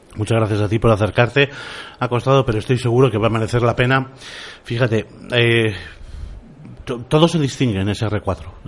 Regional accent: Bilbao, Basque Country, Spain; soy de Bilbao

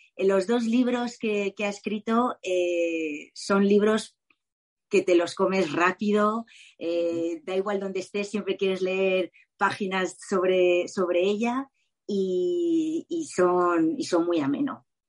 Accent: Mallorca, Balearic Islands, Spain; me quedo con mi isla, por supuesto, que es Mallorca

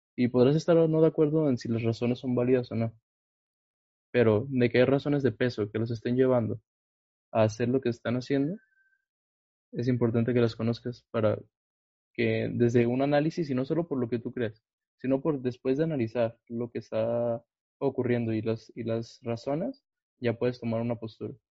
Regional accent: Mexico; vivimos en un país como México

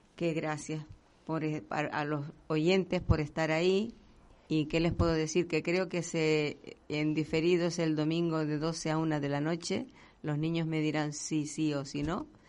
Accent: Canary Islands, Spain; dedicados a nuestra tierra por lo que estamos pasando, no solo La Palma, sino todos unidos

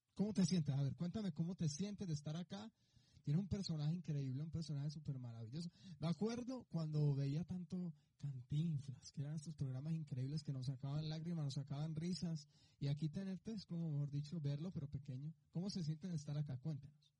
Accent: Colombia; now in Mexico; yo soy colombiano

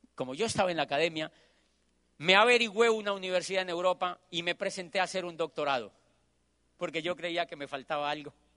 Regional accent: Colombia; moved away as an adult; yo soy de Colombia

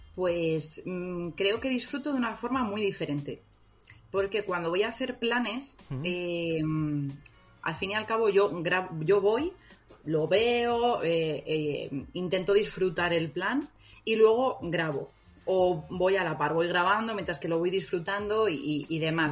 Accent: Madrid, Community of Madrid, Spain; soy, soy madrileña.

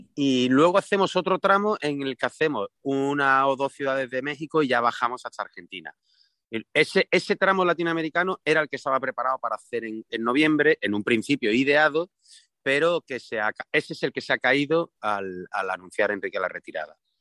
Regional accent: Seville, Andalusia, Spain; en Triana, que es de donde yo soy

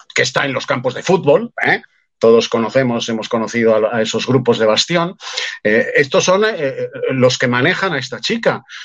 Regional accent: Spain; soy español

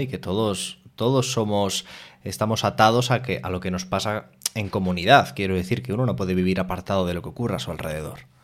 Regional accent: Fuenlabrada, Community of Madrid, Spain; yo soy de Fuenlabrada, por ahí por

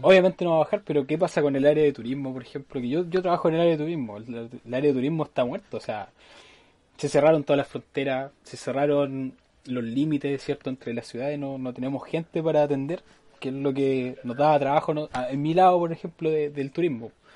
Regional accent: Chile; cuando somos chilenos, los chilenos mm. somos así

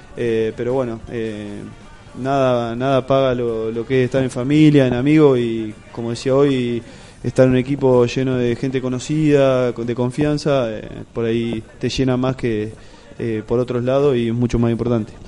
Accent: Lezama, Buenos Aires Province, Argentina; now in La Plata, Argentina; yo soy de Lezama, un pueblito acá del interior, eh, queda queda 120 kilómetros de acá de La Plata

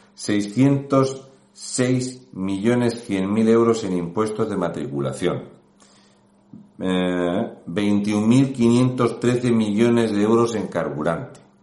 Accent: Region of Murcia, Spain; un murciano encabronado

